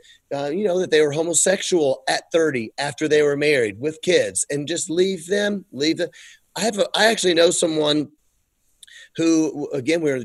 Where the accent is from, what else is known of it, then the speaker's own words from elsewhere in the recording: United States; we had the benefit of growing up in America